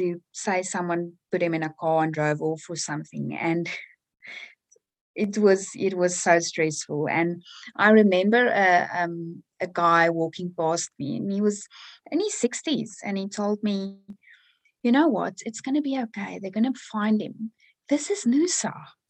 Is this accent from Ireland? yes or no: no; South Africa; now in Australia; So way back when I was a child, we would take our bicycles and, you know, go ride and do our thing.